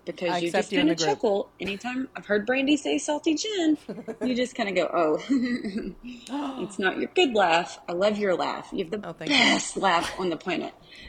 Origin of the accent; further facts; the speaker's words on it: Arkansas, United States; accent: Arkansas; My accent is a super strong Arkansas accent.